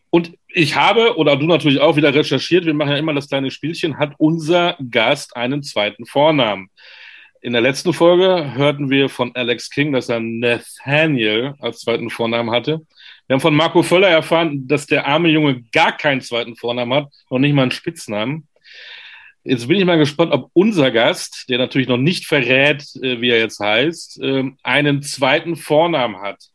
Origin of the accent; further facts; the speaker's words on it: Leverkusen, North Rhine-Westphalia, Germany; also born or lived in New York; now in Bamberg, Germany; Aber du bist gebürtiger Leverkusener. Yes, sir. Aus genau. dem Rheinland, ja.